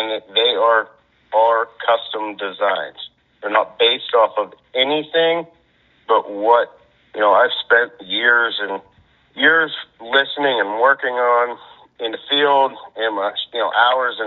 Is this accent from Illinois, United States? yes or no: no; Brookville, Pennsylvania, United States; the farm that I grew up on in Brookville, Pennsylvania